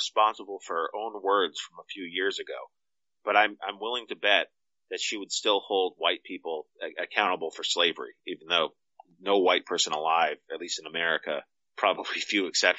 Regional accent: Nigeria; First of all, I'm Nigerian

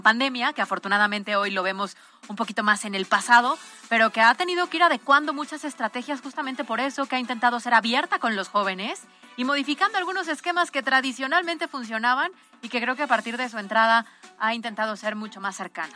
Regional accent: Puebla, Mexico; como ciudadanos, como poblanos

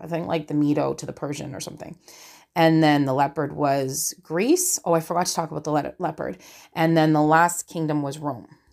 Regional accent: Canada; I'm Canadian

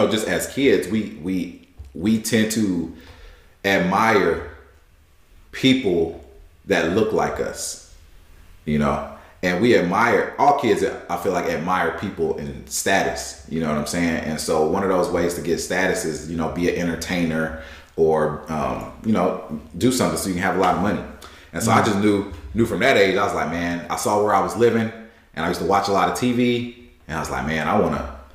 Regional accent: Newberry, South Carolina, United States; now in Silicon Valley, United States; I grew up in Newberry, South Carolina, very small town

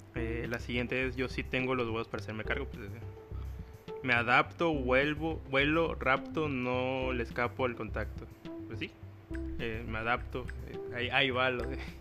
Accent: Veracruz, Mexico; accent: cantadito; Veracruz, mi hermoso puerto

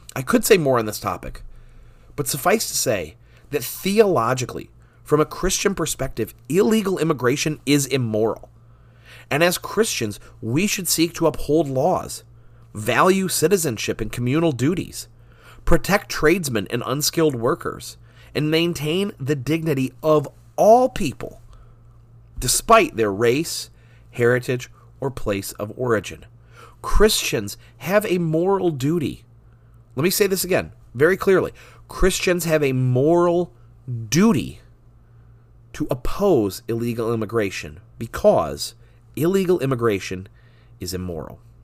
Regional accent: United States; Growing up in the Evergreen School District

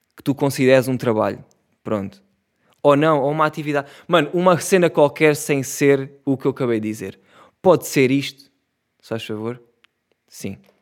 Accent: Setúbal, Portugal; eu sou de Setúbal

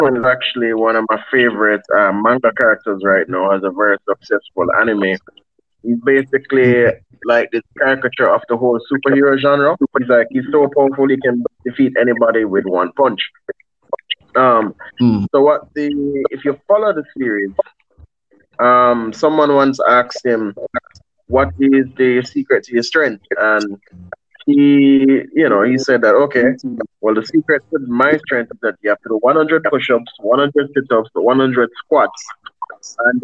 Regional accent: Jamaica; I'm Caribbean based. I'm a Jamaican, born and bred.

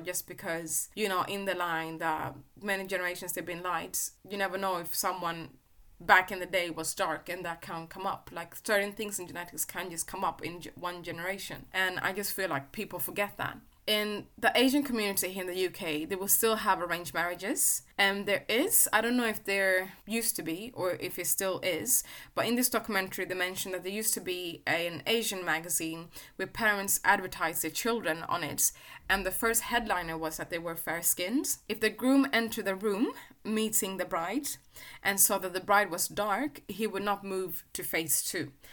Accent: Sweden; I was growing up in Sweden

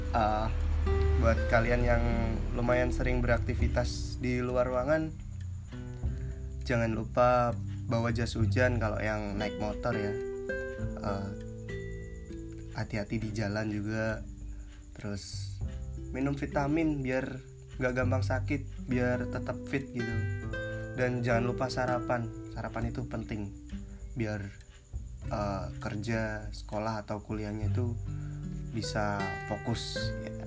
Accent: Pekalongan, Central Java, Indonesia; soalnya gini di uh, di daerah gue di Pekalongan nih lagi musim transisi gitu

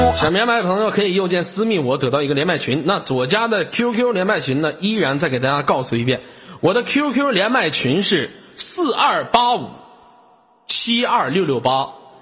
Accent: Inner Mongolia, China; 我们这都生活在草原的人

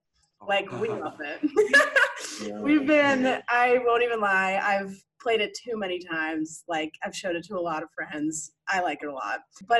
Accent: Chicago suburb, Illinois, United States; I'm from a Chicago suburb.

